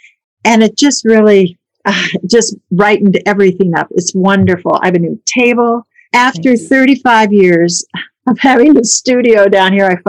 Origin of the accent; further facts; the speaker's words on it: Colorado, United States; born there; also born or lived in Minnesota; now in Chicago, United States; I was born in Colorado. When I was older, my parents bought a farm in Minnesota. So I lived on the farm for a few years and then went away to school there.